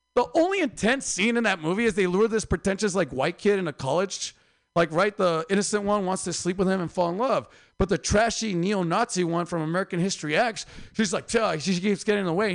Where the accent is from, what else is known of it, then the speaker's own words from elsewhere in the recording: Mexico; moved away; also born or lived in Oaxaca, Mexico / Mexicali, Mexico; I'm from Oaxaca and Mexicali